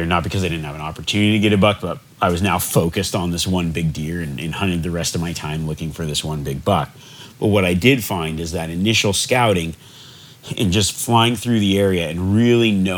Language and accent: English; Nevada, United States; growing up in Nevada